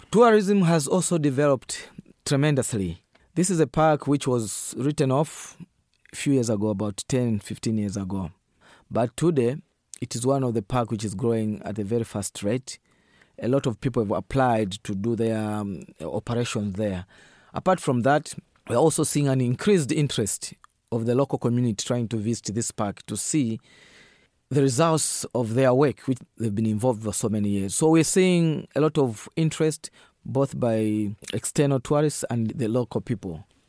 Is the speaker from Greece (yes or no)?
no; northern Zambia, Zambia; I'm coming from Zambia, a country on the central part of Africa, and I'm also coming from the northern part of that country.